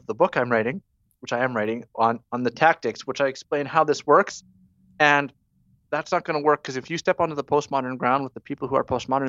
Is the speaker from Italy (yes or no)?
no; Canada; as a Canadian